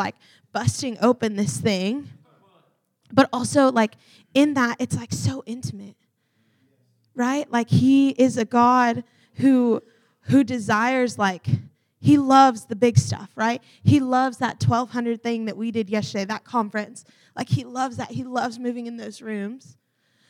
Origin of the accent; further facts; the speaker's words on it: the South, United States; I'm from the South